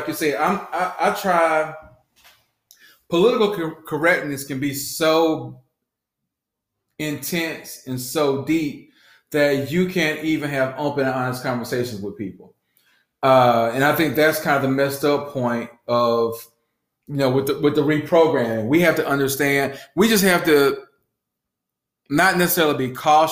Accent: Southwest Georgia, United States; I grew up in Southwest red dirt, red clay, Georgia

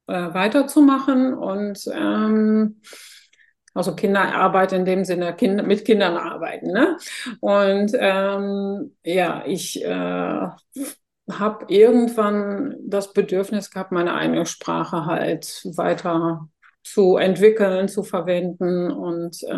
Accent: Netherlands; German is a second language; now in Germany; ich bin ja gebürtige Niederländerin

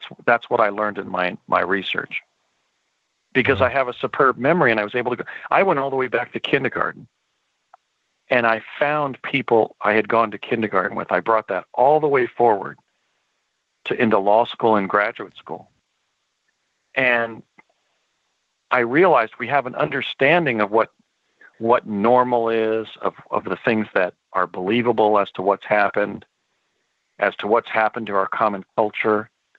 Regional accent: United States; We grew up in the United States at a time when there were still fields and woodlands near our homes.

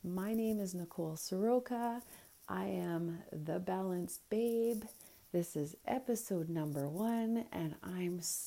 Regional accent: Alberta, Canada; now in Edson, Canada; I'm born and raised in Alberta, Canada

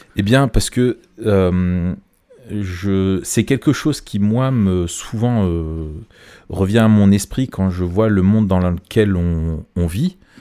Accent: France; chez nous en France, dans notre pays

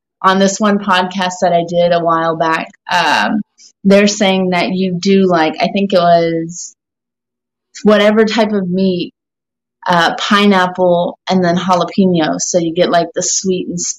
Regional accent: Calabasas, California, United States; now in Texas, United States; I'm actually from Calabasas, but I've been in Texas for a hot

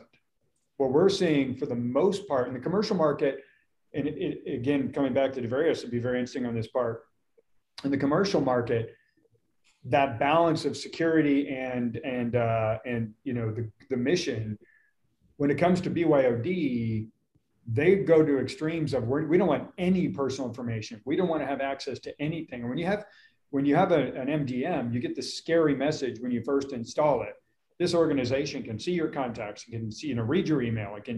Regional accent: Lake Tahoe, United States; also born or lived in Austin, Texas; now in Dallas, United States; I grew up in Lake Tahoe

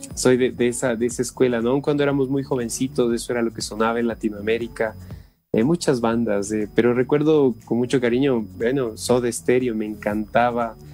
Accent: Ecuador; somos de acá, del Ecuador

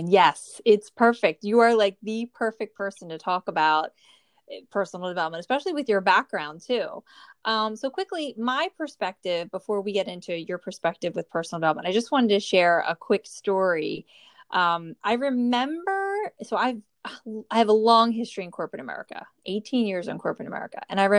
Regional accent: New Jersey, United States; born or raised there

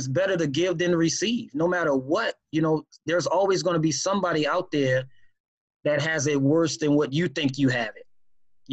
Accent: New Orleans, Louisiana, United States; I grew up in New Orleans, born and raised in New Orleans, Louisiana.

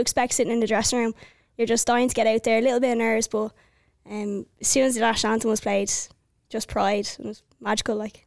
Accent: Wicklow, Leinster, Ireland; now in Dublin, Ireland; from Wicklow Town, and I'm based in Dublin

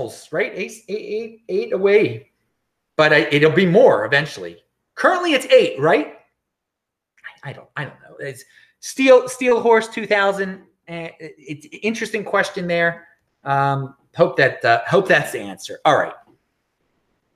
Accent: Baltimore, Maryland, United States; moved away; back in my hometown of Baltimore

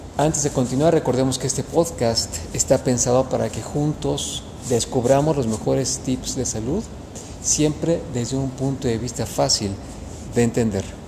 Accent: Mexico; tenemos como mexicanos

